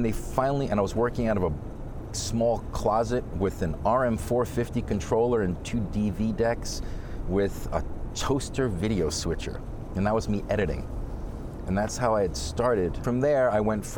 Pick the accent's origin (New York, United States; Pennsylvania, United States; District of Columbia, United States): New York, United States; New York City; I'm first generation, so I was born here in Flushing, Queens